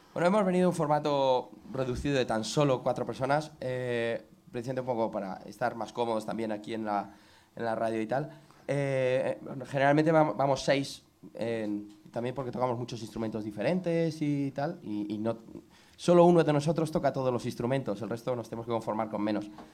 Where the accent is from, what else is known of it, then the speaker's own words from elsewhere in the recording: Colmenar Viejo, Community of Madrid, Spain; somos de Colmenar Viejo, es nuestro pueblo, nacimos allí